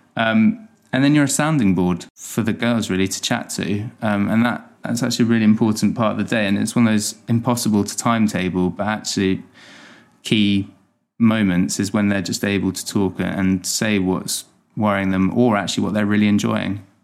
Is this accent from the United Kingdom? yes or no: yes; Hampshire, South East England, United Kingdom; also born or lived in Dorset / London; I was born and raised in Hampshire, and I went to school down in Dorset